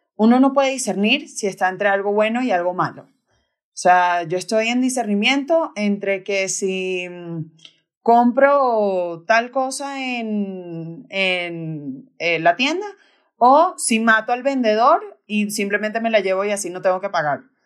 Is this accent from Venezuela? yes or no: yes; Caracas, Capital District, Venezuela; now in Bogotá, Colombia; soy de Venezuela, de Caracas, y tengo 28 años. Ahorita, ahorita vivo aquí en, en Bogotá